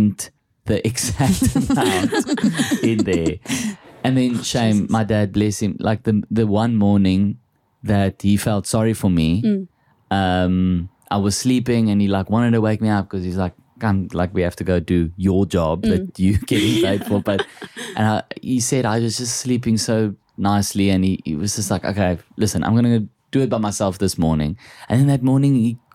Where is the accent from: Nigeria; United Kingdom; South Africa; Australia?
South Africa; accent: Afrikaans; My Afrikaans accent's not that thick.